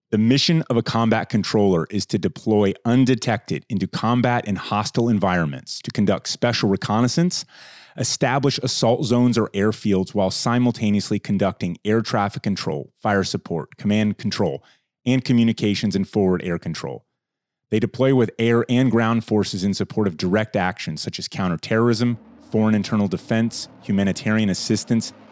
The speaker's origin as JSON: {"language": "English", "town": "Athens", "region": "Ohio", "country": "United States", "tie": "born or raised there", "moved": "as an adult", "lives_now": "Marrakesh, Morocco", "said": "I was raised in God's country in Athens"}